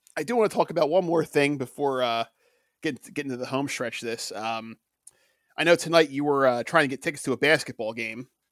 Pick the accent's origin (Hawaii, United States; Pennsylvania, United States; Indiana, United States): Pennsylvania, United States; Philadelphia; we grew up in Philadelphia